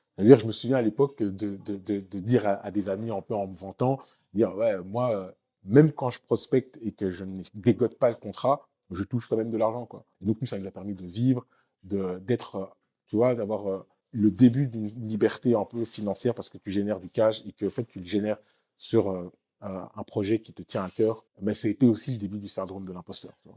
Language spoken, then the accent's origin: French; Waterloo, Wallonia, Belgium; moved away as an adult; also born or lived in Congo / Kinshasa; now in Marrakech, Morocco; James Dino, avec qui j'ai grandi à Waterloo